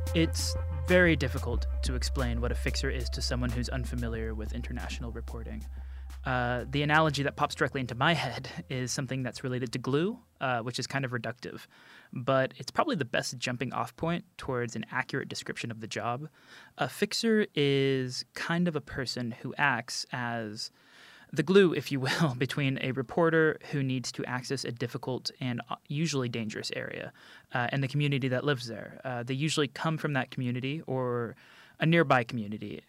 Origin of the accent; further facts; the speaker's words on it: United States; moved away; I'm American